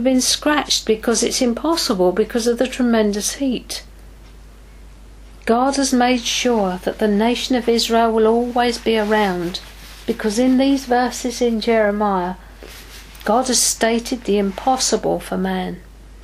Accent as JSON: {"language": "English", "region": "England", "country": "United Kingdom", "said": "as an English person"}